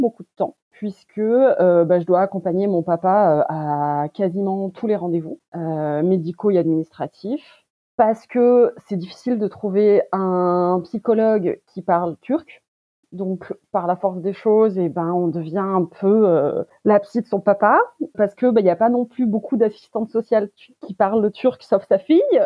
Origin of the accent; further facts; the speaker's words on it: France; Je suis née en France de parents d'origine turque